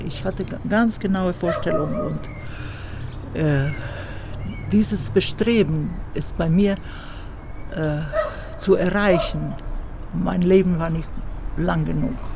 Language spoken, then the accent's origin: German; Zagreb, City of Zagreb, Croatia; hier in äh, Zagreb, mhm. weil das meine Heimatstadt ist